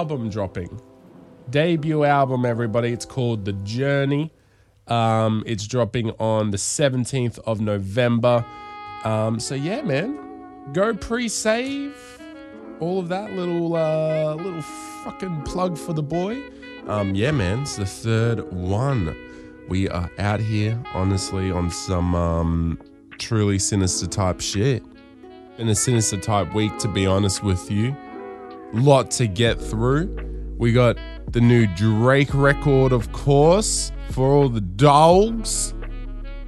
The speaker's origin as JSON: {"language": "English", "town": "Darwin", "region": "Northern Territory", "country": "Australia", "tie": "born or raised there", "said": "growing up in Darwin and watching the gala on Channel 10"}